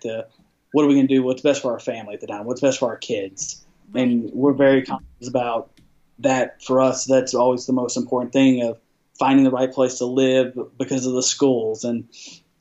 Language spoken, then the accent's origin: English; Abilene, Texas, United States; moved away; also born or lived in Dallas, Texas; I grew up in Dallas, Texas. I moved to Abilene, Texas. But from the third grade to high school, I was in Abilene, Texas my whole life.